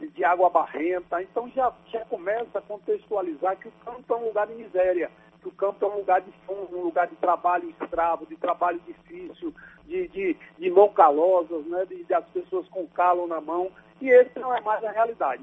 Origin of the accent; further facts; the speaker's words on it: Miguel Calmon, Bahia, Brazil; sou de Miguel Cordão, na Bahia, município do semiárido baiano, seco